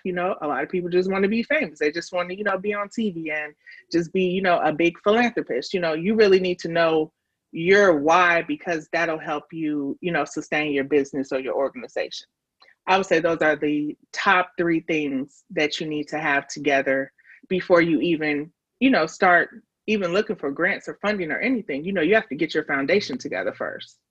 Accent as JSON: {"language": "English", "town": "Chicago", "region": "Illinois", "country": "United States", "moved": "as an adult", "lives_now": "Nashville, United States", "said": "I am from Chicago, but um, I have been living in Nashville. Um, I came out here for college and just stayed."}